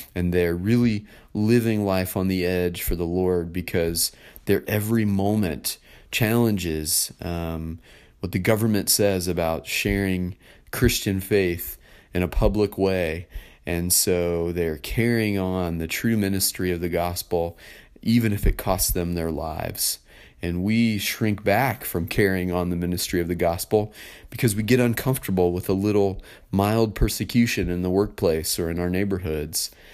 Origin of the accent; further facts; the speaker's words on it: United States; as American citizens